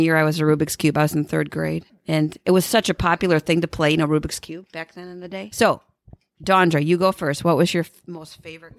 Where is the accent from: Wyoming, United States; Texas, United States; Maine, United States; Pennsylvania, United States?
Wyoming, United States; I grew up in Wyoming.